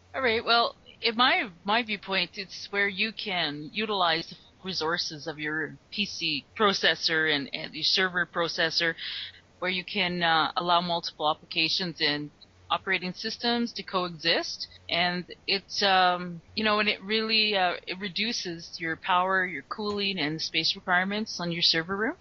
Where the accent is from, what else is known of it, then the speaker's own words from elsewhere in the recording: Calgary, Alberta, Canada; I'm from Calgary, Alberta